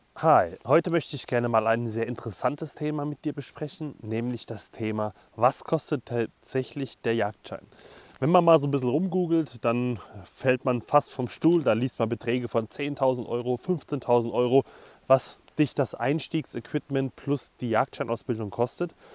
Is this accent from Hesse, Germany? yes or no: yes; Hesse, Germany; Ich als Hesse